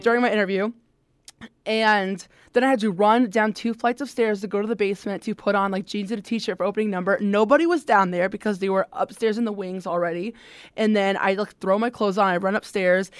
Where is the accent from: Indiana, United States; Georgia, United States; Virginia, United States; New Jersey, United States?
Indiana, United States; Fort Wayne; I am from the Fort Wayne area